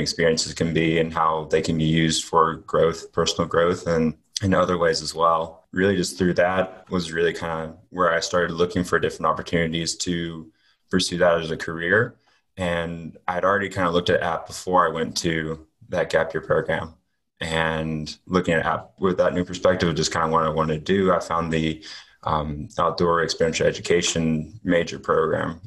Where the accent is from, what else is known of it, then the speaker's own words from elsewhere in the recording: Hickory, North Carolina, United States; also born or lived in Greenville, South Carolina; I'm from Hickory, North Carolina. I lived there nine or ten years, and I moved there from Greenville, South Carolina, where I spent kind of the beginning half of my life